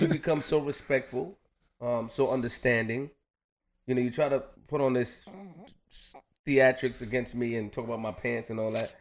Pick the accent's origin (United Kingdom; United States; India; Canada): United States; New York City, New York; I'm just from Queens